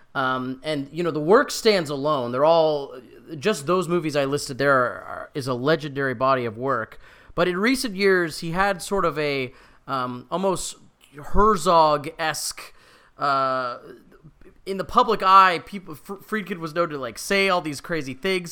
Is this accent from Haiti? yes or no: no; Canada; we're Canadian